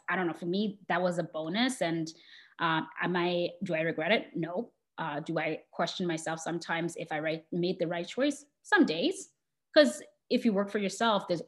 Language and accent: English; Botswana; I grew up in Botswana in Southern Africa.